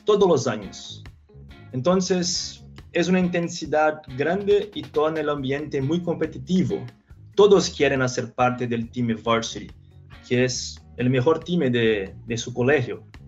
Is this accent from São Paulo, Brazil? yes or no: yes; São Paulo, Brazil; Spanish is a second language; also born or lived in Minnesota; empecé a estudiar ingeniería civil en Mackenzie, en São Paulo, donde yo nací